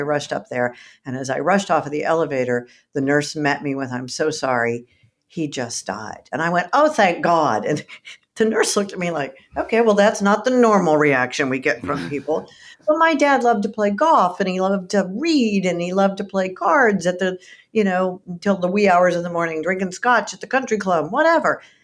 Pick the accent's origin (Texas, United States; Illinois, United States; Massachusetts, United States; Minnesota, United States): Texas, United States; I'm from Texas